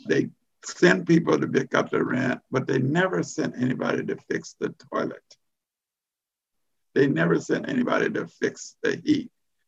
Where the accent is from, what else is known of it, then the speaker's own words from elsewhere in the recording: West Coast, United States; they knew I was from the West Coast.